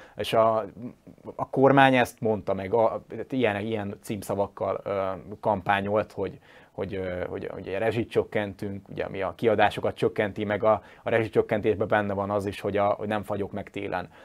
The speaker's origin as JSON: {"language": "Hungarian", "town": "Győr", "region": "Győr-Moson-Sopron", "country": "Hungary", "said": "én győri vagyok"}